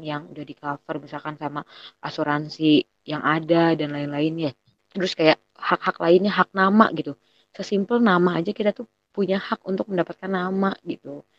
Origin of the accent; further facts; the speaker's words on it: Bogor, West Java, Indonesia; Kita anak Bogor